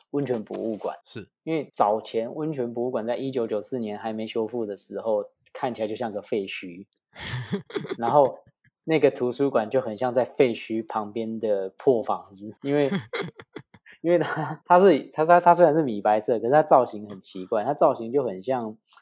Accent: Taipei, Taiwan; 我本身是，呃，从小土生土长的北投人

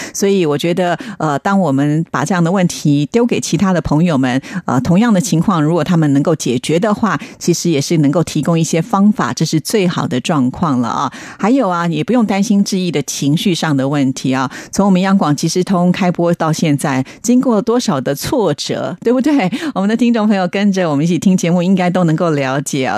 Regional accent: Taiwan; 在台湾呢，我们翻的是毕卡索

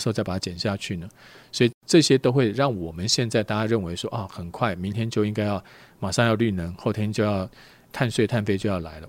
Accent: Taiwan; 我们台湾人， 我们赚的钱没有美国人多

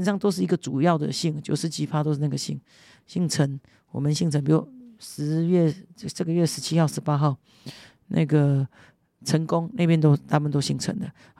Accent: Kinmen County, Taiwan; 我在金门，我是第二十八代的子孙，第二十八代书书本的书书字辈，我们金门很重宗族，很重辈分。

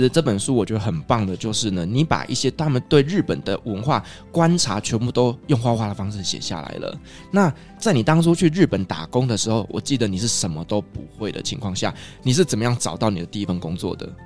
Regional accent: Kaohsiung, Taiwan; 我们都是来自于高雄

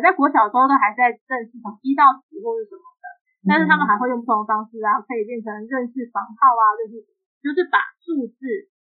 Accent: Kaohsiung, Taiwan; 因为我那时候在不同县市，我们是高雄人，我们就跳回来了。

